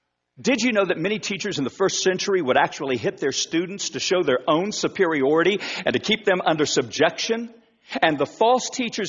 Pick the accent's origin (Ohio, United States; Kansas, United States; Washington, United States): Kansas, United States; Wichita; now in Oklahoma, United States; I'm from Wichita. I'm a graduate of South High School. I've lived in Oklahoma for 30 plus years, and so Oklahoma, for the most part, has been my home almost all of my life.